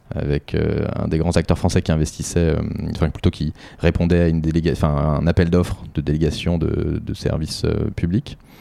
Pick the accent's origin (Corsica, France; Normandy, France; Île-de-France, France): Île-de-France, France; Boulogne-Billancourt; also born or lived in Sèvres / Brittany; j'ai grandi en Ile-de-France, je suis né à Sèvres et j'ai grandi à Boulogne